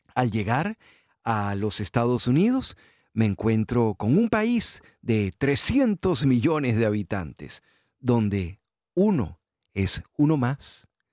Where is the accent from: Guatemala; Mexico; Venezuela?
Venezuela; moved away as an adult; also born or lived in Houston, United States; now in South Florida, United States; Yo me fui de Venezuela un 4 de abril de 2015